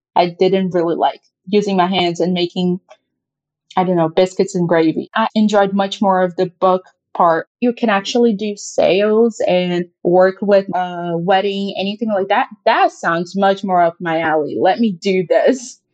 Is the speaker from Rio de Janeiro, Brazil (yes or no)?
yes; Rio de Janeiro, Brazil; also born or lived in Indiana; now in United States; I'm from Rio